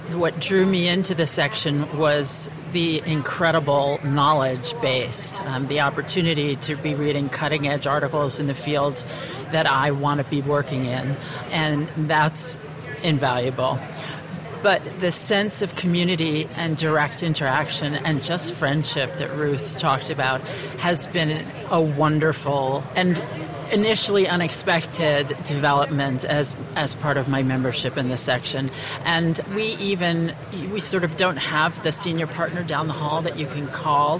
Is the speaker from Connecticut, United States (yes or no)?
yes; West Hartford, Connecticut, United States; I've come from West Hartford, Connecticut. And as cool as it is in Houston today, it's much colder there.